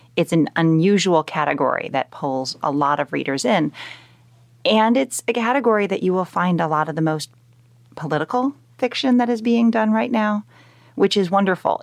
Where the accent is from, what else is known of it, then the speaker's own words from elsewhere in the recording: Chicagoland area, Illinois, United States; I'm from the Chicagoland area. I was born and bred there. I grew up in a town that's right next to O'Hare Airport